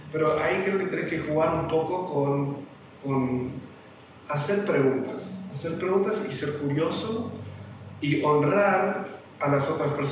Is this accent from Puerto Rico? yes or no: no; Argentina; now in Mexico; soy argentino, ahora sí, soy bien argentino en comparado acá. Voy a Uruguay, no sé nada, vengo a México, estoy aprendiendo de cero.